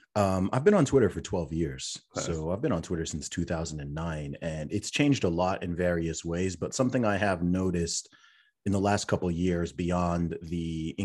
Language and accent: English; Saudi Arabia; also born or lived in United Kingdom; originally from the UK, born in the UK, family background originally from Nigeria. I was raised in Saudi Arabia, went to an international/American school out there, which is why my accent confuses a lot of people.